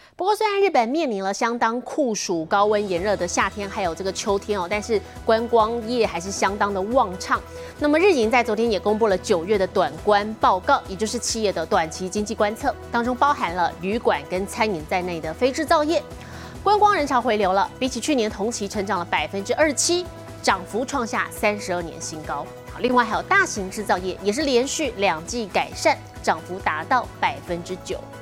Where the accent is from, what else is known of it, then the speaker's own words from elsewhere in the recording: Taiwan; 很多我们台湾人去日本旅游，喜欢去看奈良路